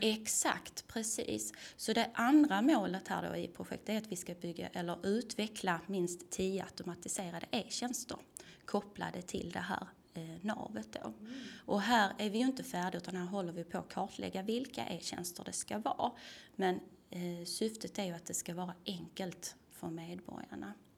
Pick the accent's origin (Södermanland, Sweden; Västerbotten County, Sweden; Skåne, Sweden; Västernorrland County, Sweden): Skåne, Sweden; Tomelilla; also born or lived in Lund; jag kommer ju från Tomelilla, är uppvuxen på landet